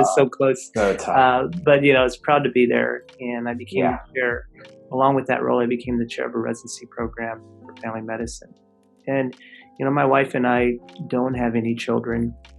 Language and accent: English; West Texas, United States; accent: Texan drawl; moved away as an adult; also born or lived in Odessa, Texas / Austin, Texas / Dallas, Texas; I was born in Odessa, Texas, and grew up in a small town in West Texas.